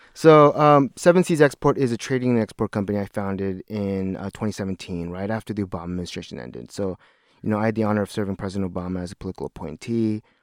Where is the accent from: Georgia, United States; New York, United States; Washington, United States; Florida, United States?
Washington, United States; Seattle; moved away as an adult; I'm a lifelong Washingtonian.